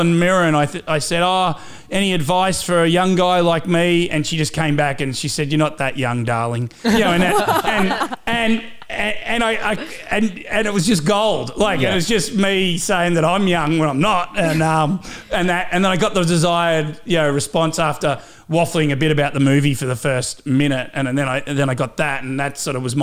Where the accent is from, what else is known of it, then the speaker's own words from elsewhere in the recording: Cobram, Victoria, Australia; accent: Aussie; moved away; I'm from Cobram on the Murray River, just north of Shepparton.